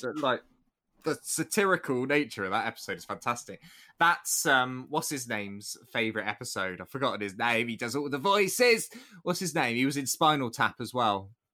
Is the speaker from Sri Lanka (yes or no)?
no; United Kingdom; being British